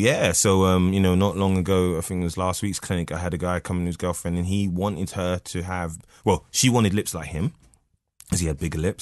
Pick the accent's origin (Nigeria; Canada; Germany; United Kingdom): United Kingdom; London; now in Newcastle upon Tyne, United Kingdom; North London, Edmonton.